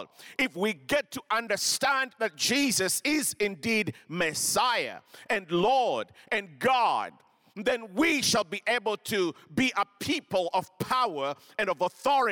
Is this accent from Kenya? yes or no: yes; Kenya; moved away; I grew up in Kenya.